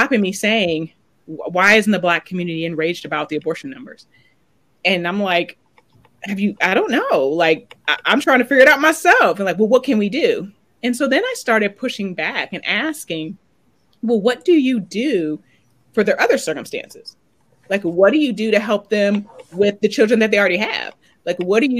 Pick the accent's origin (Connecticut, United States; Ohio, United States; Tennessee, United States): Ohio, United States; Oberlin; moved away; I'm originally from Oberlin, Ohio, where the college is. And I grew up just with this bubble.